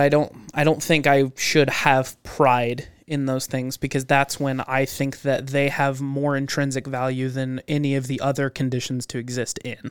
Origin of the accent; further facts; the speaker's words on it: United States; I was born in the United States